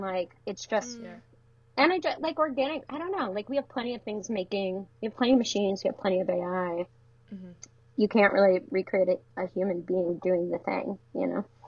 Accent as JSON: {"language": "English", "town": "Detroit", "region": "Michigan", "country": "United States", "tie": "born or raised there", "moved": "yes", "lives_now": "Baltimore, United States", "said": "I'm from yeah, outside of Detroit, the suburbs"}